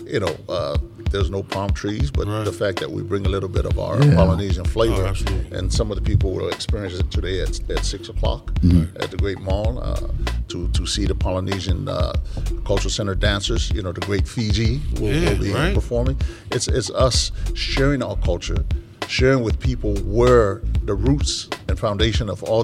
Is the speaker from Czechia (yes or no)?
no; American Samoa; now in United States; when I grew up in Samoa